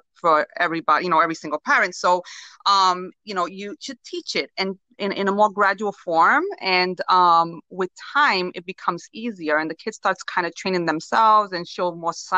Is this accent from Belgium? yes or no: no; Puerto Rico; moved away; I come from Puerto Rico